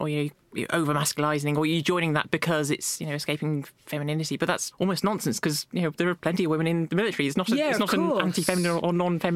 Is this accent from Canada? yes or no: no; Somerset, South West England, United Kingdom; I was born, grew up in Somerset.